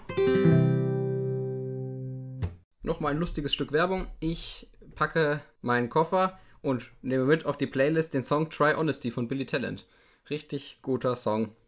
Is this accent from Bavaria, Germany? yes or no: no; Cochem, Rhineland-Palatinate, Germany; ich komme aus Kochen, das wird mit C am Anfang geschrieben